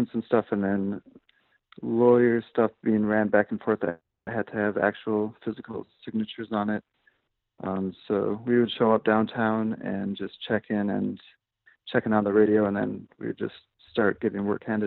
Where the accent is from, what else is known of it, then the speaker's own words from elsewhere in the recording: Minnesota, United States; moved away as an adult; now in Chicago, United States; I grew up in Minnesota, and I went to school at St. Cloud State University